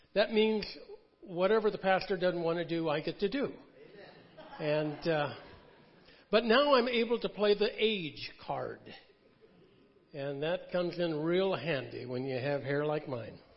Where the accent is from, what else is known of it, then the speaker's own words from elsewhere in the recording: Connecticut, United States; I was born in Connecticut